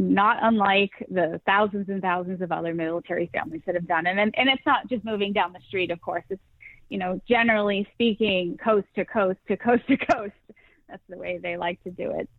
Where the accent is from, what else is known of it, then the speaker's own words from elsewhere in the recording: Massachusetts, United States; moved away as an adult; now in Tampa, United States; I'm originally from Massachusetts. I have moved 14 times during the course of our marriage.